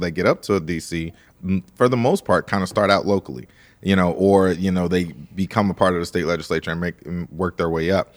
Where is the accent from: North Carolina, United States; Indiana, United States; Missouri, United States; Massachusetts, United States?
Missouri, United States; St. Louis; I'm from Saint Louis, Missouri